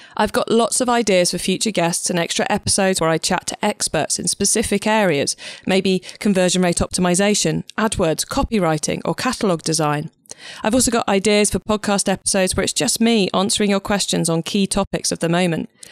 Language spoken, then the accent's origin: English; Cornwall, South West England, United Kingdom; I'm actually Cornish